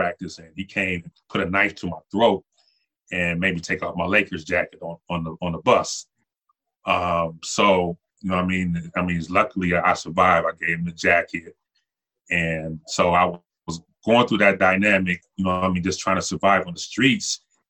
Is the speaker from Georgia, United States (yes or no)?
no; Buffalo, New York, United States; also born or lived in Los Angeles; I was born in Los Angeles. My mother's out there. My father went away to Vietnam. So my mother was out in Los Angeles kind of struggling by herself. So she sent me back to Buffalo where she was from.